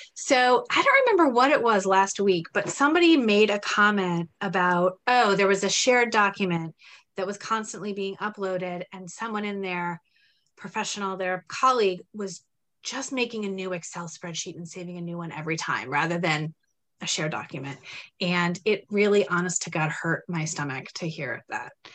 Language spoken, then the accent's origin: English; Terre Haute, Indiana, United States; now in Framingham, United States; I grew up in Terre Haute, Indiana, and then bounced around the country a little bit and came to Boston, the Boston area in 2008.